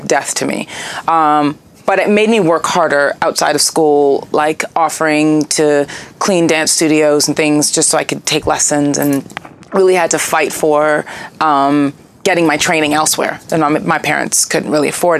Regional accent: Toronto, Ontario, Canada; moved away; I'm from Toronto originally, so I did a lot of stuff in the Toronto music scene in my late teens

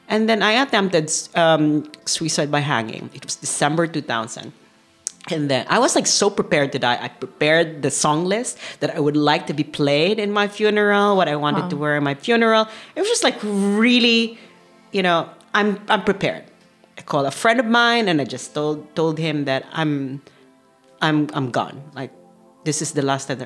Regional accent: Manila, Metro Manila, Philippines; moved away as an adult; also born or lived in Amsterdam, Netherlands; now in Maastricht, Netherlands; I'm originally from Manila, Philippines. I was born in Manila

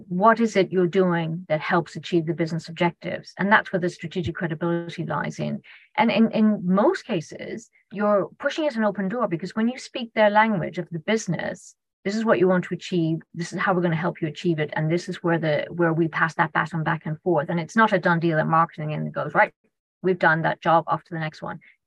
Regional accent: Ireland; being Irish

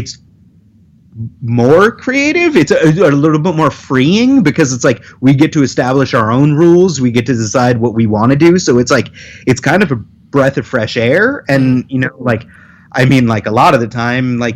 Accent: Long Island, New York, United States; moved away; I'm originally from Long Island

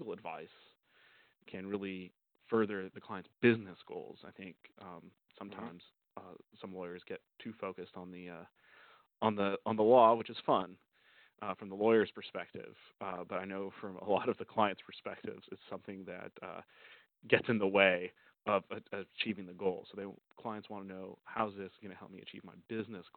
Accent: Oregon, United States; moved away as an adult; now in Southern California, United States; I'm originally from Oregon

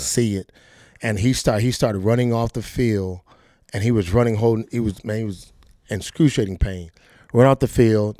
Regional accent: Fort Lauderdale, Florida, United States; I'm from Fort Lauderdale, Florida, Dillard High School

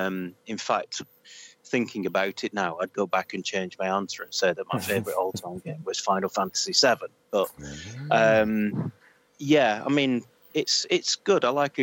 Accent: Oldham, North West England, United Kingdom; accent: northern; moved away; I am from a little town called Oldham in Greater Manchester originally.

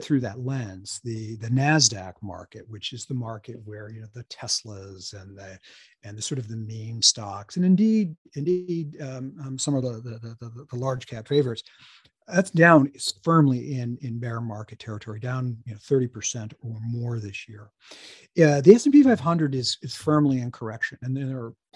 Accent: Lebanon, New Hampshire, United States; also born or lived in Hanover, New Hampshire; I am a native Granite Stater. I was born in Hanover and raised in the next town, Lebanon, in the Upper Valley.

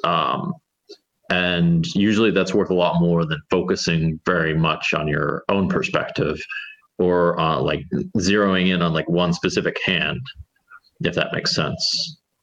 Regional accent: United States; as an American

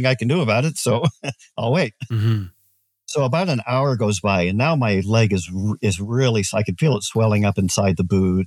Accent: United States; I'm an American.

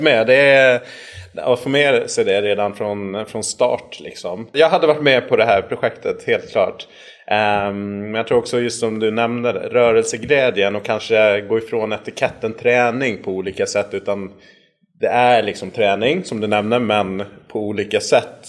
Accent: Gotland, Sweden; accent: mix, partly Gotlandic; also born or lived in Västerås / Örebro; såklart så är jag uppväxt här på Gotland

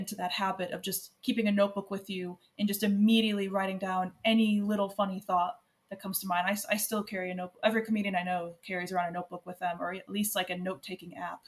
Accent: United States; now in Ireland

